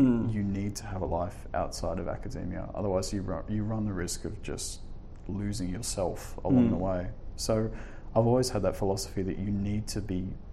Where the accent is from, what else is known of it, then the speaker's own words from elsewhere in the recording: Sydney, New South Wales, Australia; moved away as an adult; now in Armidale, Australia; I grew up in Sydney